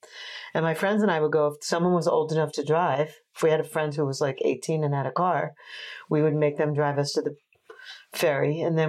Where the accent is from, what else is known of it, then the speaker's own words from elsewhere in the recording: Oceanside, New York, United States; also born or lived in Brooklyn, New York / Washington, D.C.; And I grew up in Oceanside, New York, and on Fire Island.